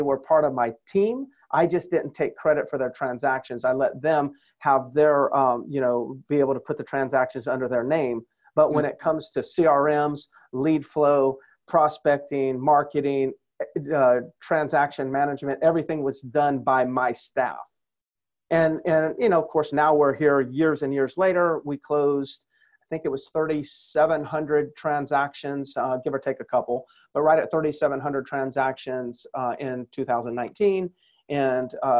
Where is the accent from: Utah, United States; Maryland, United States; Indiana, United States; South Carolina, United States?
South Carolina, United States; Myrtle Beach; my hometown and where I spend just about every day is in Myrtle Beach, South Carolina